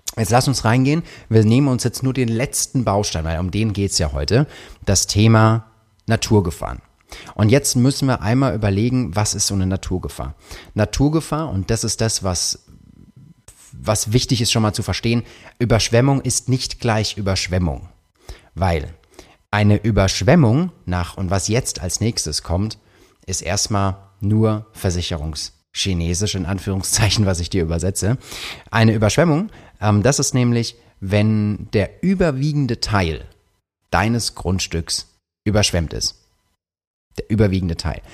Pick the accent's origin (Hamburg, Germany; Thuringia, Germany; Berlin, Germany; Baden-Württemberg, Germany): Baden-Württemberg, Germany; Karlsruhe; ich komme aus Karlsruhe